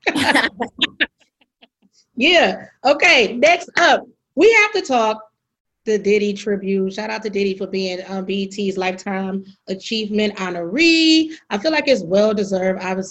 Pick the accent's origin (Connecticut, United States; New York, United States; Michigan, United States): Michigan, United States; Detroit; my hometown, Detroit, somewhere in Michigan